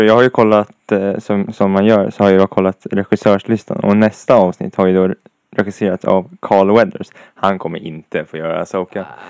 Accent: Sweden; jag är svensk

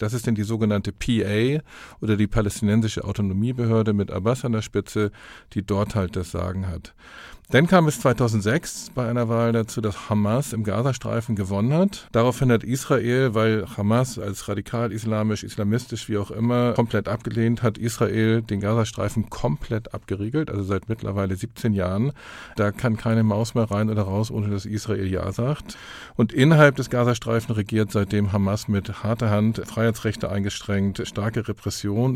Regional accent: Hamburg, Germany; In Hamburg, wo ich herkomme

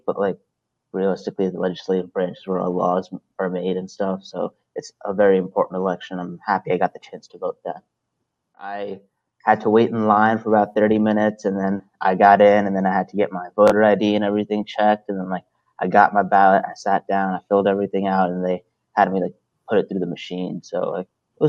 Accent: Salisbury, Maryland, United States; born or raised there; also born or lived in Brooklyn, New York

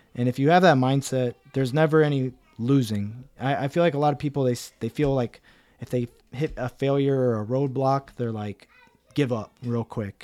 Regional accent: Cincinnati, Ohio, United States; moved away as an adult; also born or lived in Columbus, Ohio / Kadena; now in San Antonio, United States; I come from Cincinnati, Ohio, uh, hardworking Midwestern family.

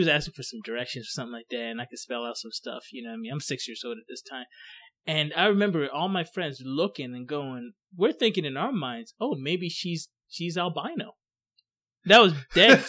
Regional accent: Coatesville, Pennsylvania, United States; also born or lived in Ghana; where I grew up in Coatesville, I mean, it was a mixture of everybody

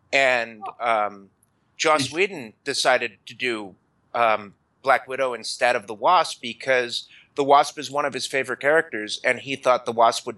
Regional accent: New York, United States; I'm from New York

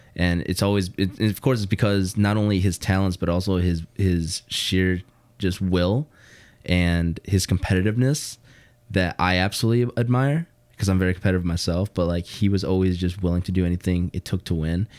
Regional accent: Hammond, Indiana, United States; I grew up in Hammond and, you know, the whole Chicagoland area

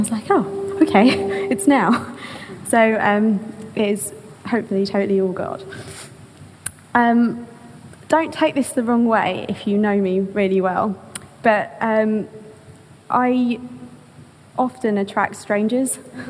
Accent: London, United Kingdom; I replied. I'm from London.

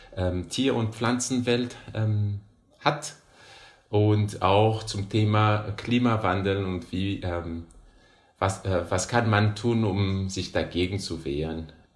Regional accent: Madagascar; German is a second language; moved away as an adult; now in Hannover, Germany; Ich komme aus Madagaskar.

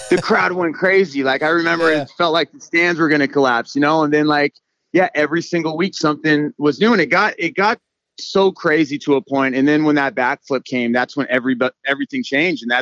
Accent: Moorpark, California, United States; I grew up in Moorpark, Park, California. My dad was in Vietnam.

